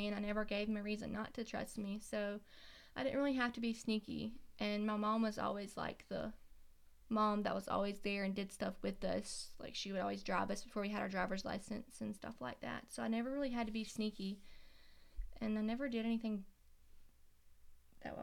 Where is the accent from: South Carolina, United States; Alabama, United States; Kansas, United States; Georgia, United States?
South Carolina, United States; Lake City; I grew up in Lake City, South Carolina, which is a very small town near Florence.